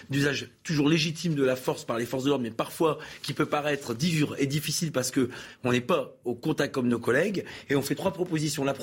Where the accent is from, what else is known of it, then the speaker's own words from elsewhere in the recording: Hauts-de-France, France; trop jeune, moi. Mais je suis du Nord, j'ai aussi